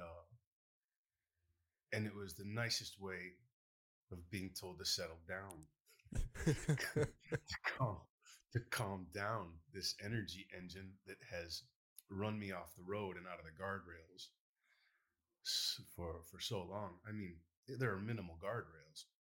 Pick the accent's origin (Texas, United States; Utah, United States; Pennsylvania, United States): Texas, United States; Baytown; I grew up in Baytown